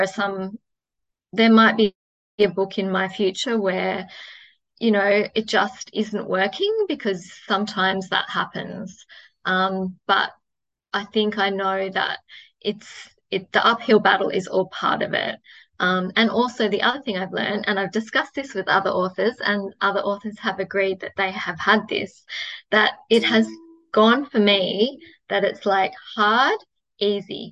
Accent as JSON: {"language": "English", "country": "Australia", "said": "I'm Australian"}